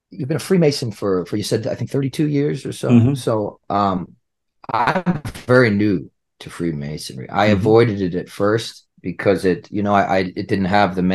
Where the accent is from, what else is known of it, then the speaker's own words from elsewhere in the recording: United States; I'm American